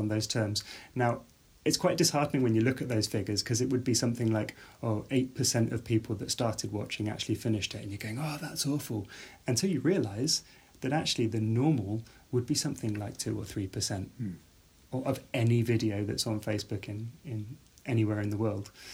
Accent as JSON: {"language": "English", "area": "outside Birmingham", "region": "West Midlands", "country": "United Kingdom", "tie": "born or raised there", "said": "I grew up outside Birmingham."}